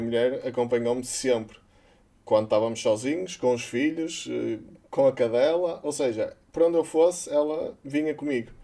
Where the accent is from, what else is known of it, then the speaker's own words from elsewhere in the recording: Porto, Norte, Portugal; moved away as an adult; also born or lived in Gondomar; now in Braga, Portugal; eu sou do Porto desde que nasci